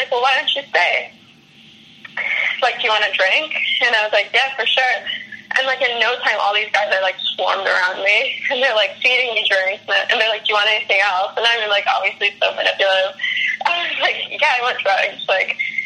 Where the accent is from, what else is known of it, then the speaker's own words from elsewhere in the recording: Canada; moved away as an adult; I'm Canadian